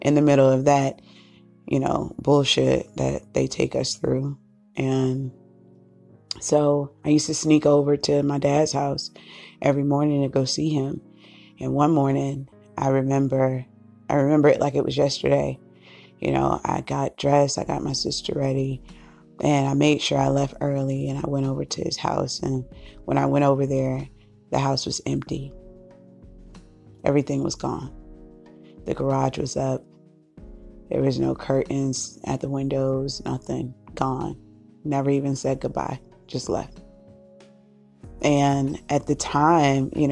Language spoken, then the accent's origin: English; Cape Cod, Boston, Massachusetts, United States; we moved from Cape Cod, and we moved to the city of Boston, Suffolk County